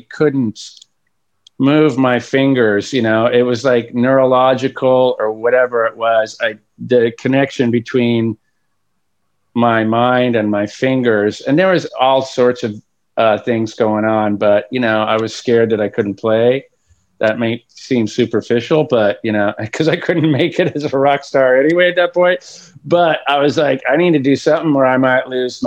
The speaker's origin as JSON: {"language": "English", "town": "Fullerton", "region": "California", "country": "United States", "tie": "born or raised there", "also_born_or_lived": "Texas", "said": "We grew up in the same town, Fullerton"}